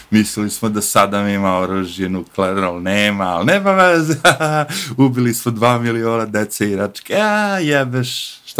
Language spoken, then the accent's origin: Croatian; Serbia; pošto ja dolazim iz Jugoslavije, ili tako, na kraju kraja Srbije.